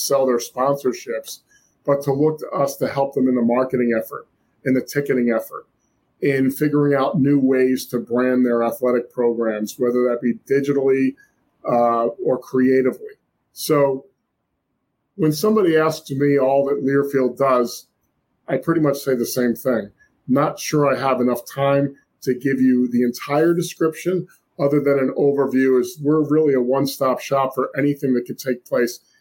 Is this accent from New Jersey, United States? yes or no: yes; New Jersey, United States; also born or lived in Syracuse; born and raised in South Jersey.